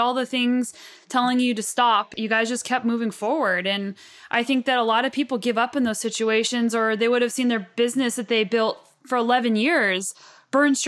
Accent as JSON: {"language": "English", "country": "United States", "moved": "yes", "lives_now": "Canada", "said": "we are proud to be Americans. Even though I live in Canada"}